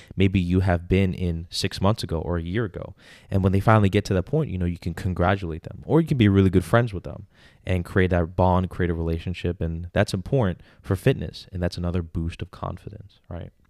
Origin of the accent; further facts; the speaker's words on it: New York, United States; I'm from New York.